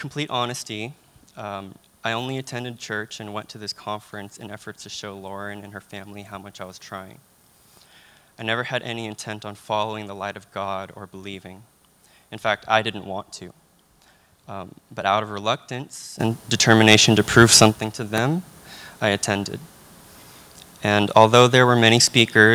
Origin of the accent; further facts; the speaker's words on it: Union City, California, United States; moved away as an adult; I'm from Union City, California, which is very close to San Francisco.